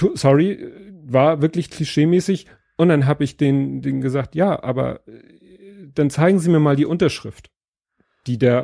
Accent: Steilshoop, Hamburg, Germany; Steinshoop ist halt so eine Hochhaussiedlung. Ja. Ne? Also das ist, äh, wie, ich bin aufgewachsen in dem Ring mit den höchsten Häusern

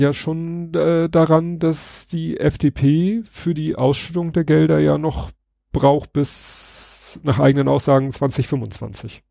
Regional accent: Hamburg, Germany; als Hamburger

